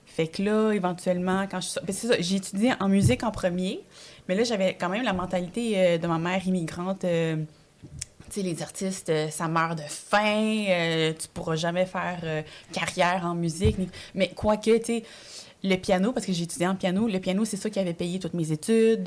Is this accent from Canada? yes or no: yes; Montreal, Quebec, Canada; born or raised there; French is a second language; also born or lived in El Salvador / Ottawa